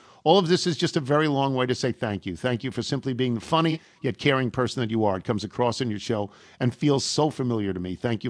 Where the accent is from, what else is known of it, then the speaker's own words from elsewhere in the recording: Indianapolis, Indiana, United States; now in Fishers, United States; Indianapolis, actually Fishers, but I was born and raised in Indianapolis, so that's what I claim.